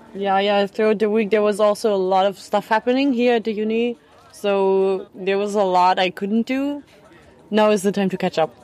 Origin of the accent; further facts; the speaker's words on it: Germany; I'm from Germany.